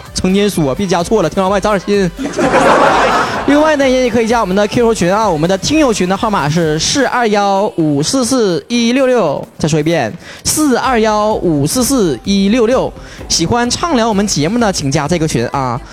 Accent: Northeast China, China; accent: Northeastern Mandarin; 我东北人

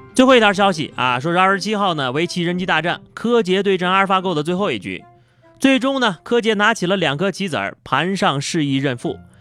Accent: northern China, China; 作为一个北方人

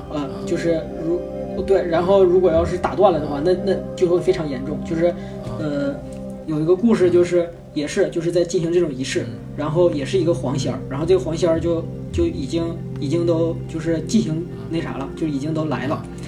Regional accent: Northeast China, China; accent: Northeastern (Dongbei) dialect; 我们东北话

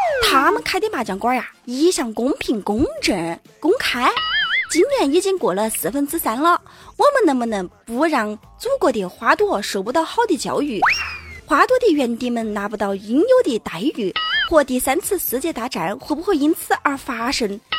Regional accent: Wenzhou, Zhejiang, China; accent: Wenzhou dialect; 其实除了会说恩施话以外，我还会说温州话。据说啊，我们温州话是在以前打仗的时候啊，通讯兵都用温州话来交流。

